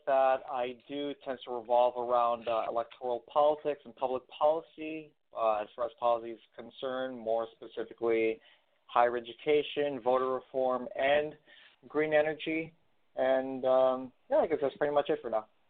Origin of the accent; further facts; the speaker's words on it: New York City, New York, United States; I'm from the Bronx, New York.